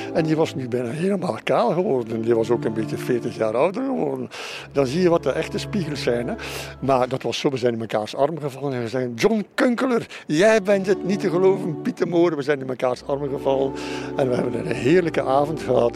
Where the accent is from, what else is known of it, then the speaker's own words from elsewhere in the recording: Flanders, Belgium; moved away as an adult; now in Berlin, Germany; wij zijn Vlamingen